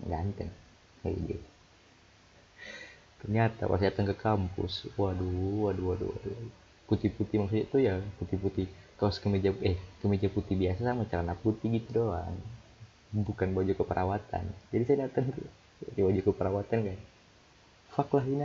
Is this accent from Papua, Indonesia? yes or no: yes; Jayapura, Papua, Indonesia; accent: Jayapura; Akhirlah, akhirnya jadilah saya pakai aku kau, tapi pakai logat Jayapura.